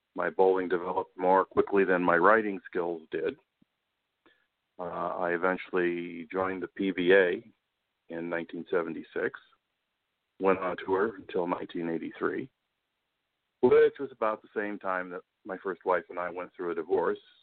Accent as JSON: {"language": "English", "town": "Tucson", "region": "Arizona", "country": "United States", "tie": "born or raised there", "moved": "yes", "lives_now": "Newport News, Virginia, United States", "said": "I grew up in in Tucson"}